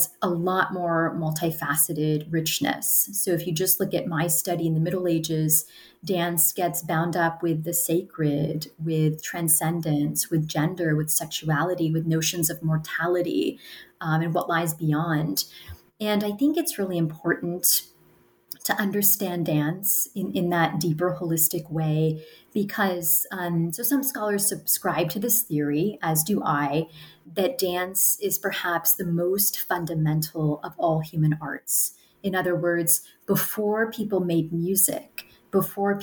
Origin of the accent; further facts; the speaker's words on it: United States; I'm an American. I'm talking to you from the United States